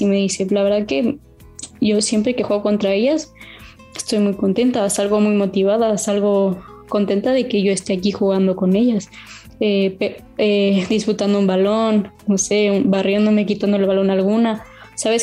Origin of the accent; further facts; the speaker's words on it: Mexico; moved away as an adult; now in Spain; soy de, soy de México, vengo a España